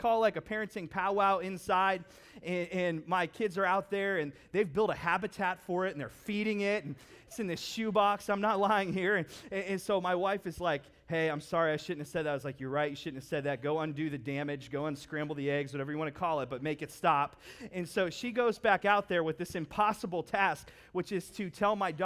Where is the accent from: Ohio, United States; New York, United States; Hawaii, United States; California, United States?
Ohio, United States; Howland; I grew up in Howland, so not necessarily known for wilderness material